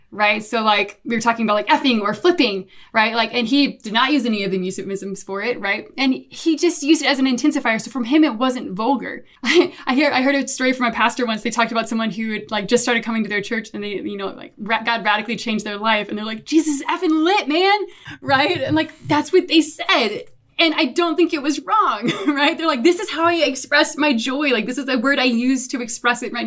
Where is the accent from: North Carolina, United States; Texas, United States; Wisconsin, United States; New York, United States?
Texas, United States; I'm too Texan